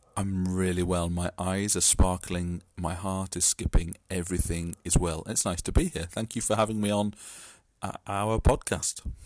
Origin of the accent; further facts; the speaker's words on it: East Midlands, United Kingdom; also born or lived in Derby; I'm from the Midlands.